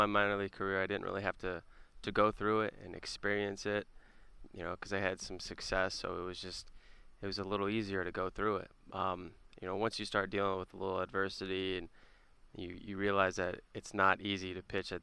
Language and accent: English; Las Vegas, Nevada, United States; moved away as an adult; now in Milwaukee, United States; I'm from Las Vegas, and I was born and raised there.